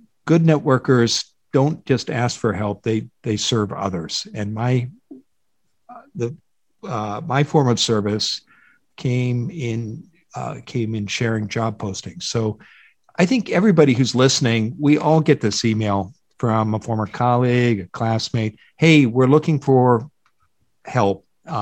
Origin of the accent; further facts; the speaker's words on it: Iowa, United States; moved away as an adult; also born or lived in Boston; now in Pacific Northwest, United States; I grew up in the Midwest in a state here called Iowa, about 3 hours west of Chicago, and lived there for the first two decades of my life.